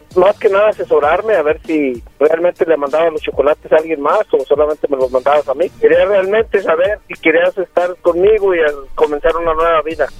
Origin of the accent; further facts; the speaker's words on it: Aguascalientes, Mexico; de donde yo vengo, de Aguascalientes